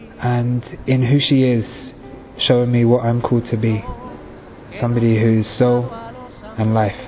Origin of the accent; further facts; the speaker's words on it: London, United Kingdom; I'm from East London, and I'm 22 years of age.